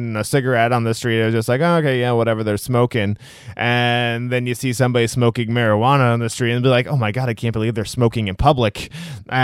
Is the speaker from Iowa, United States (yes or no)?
yes; Iowa, United States; moved away; I'm originally from a state just north of Missouri. I'm originally from Iowa